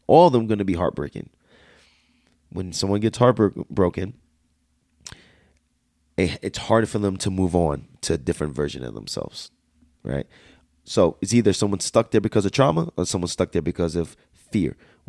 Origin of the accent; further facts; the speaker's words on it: United States; accent: Jersey/Bronx; My slang is so bad. I talk like I was straight from Jersey/Bronx. And I still got that accent to me right now